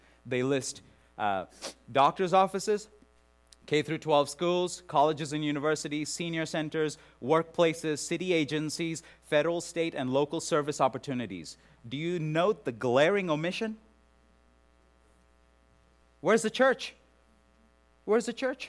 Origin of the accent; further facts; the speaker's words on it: India; moved away; worked among the lepers in Calcutta, India, in my home country